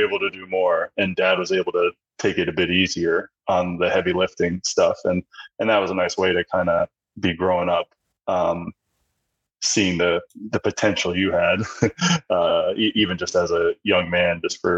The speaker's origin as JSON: {"language": "English", "region": "Pennsylvania", "country": "United States", "tie": "born or raised there", "moved": "yes", "lives_now": "Boston, United States", "said": "we grew up in Pennsylvania and we heated our home mostly with wood"}